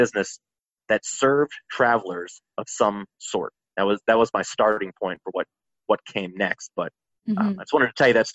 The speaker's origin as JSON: {"language": "English", "town": "Asheville", "region": "North Carolina", "country": "United States", "tie": "born or raised there", "also_born_or_lived": "Charlotte, North Carolina", "said": "My hometown of Asheville"}